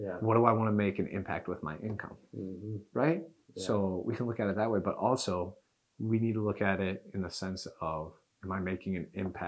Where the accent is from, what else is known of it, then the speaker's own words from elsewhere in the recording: Knoxville, Tennessee, United States; I was born in Knoxville, so I've been a UT fan my whole life